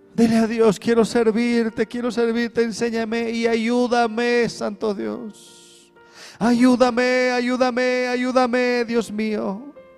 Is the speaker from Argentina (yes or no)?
no; Bolivia; somos bolivianos, ¿no? los bolivianitos somos